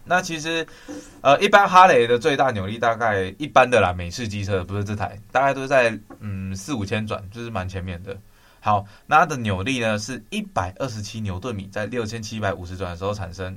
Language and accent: Chinese; southern Taiwan, Taiwan; moved away; 我是南部人，我那时候回南部